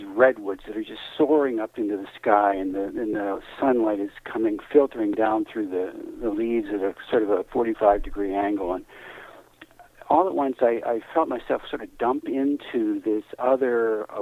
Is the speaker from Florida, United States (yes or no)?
no; Western Pennsylvania, United States; moved away; I was a kid from Western Pennsylvania